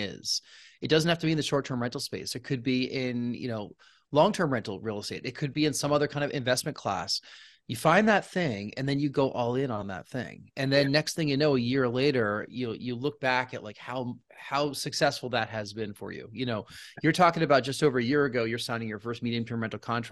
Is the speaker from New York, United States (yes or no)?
yes; Rockland County, New York, United States; I'm a New Yorker, yeah. I'm from Rockland County, so just north